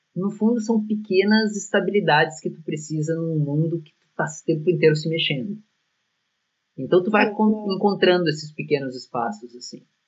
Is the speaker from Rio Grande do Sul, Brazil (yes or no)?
yes; Porto Alegre, Rio Grande do Sul, Brazil; moved away as an adult; now in Milan, Italy; Porto Alegre, que é a nossa cidade natal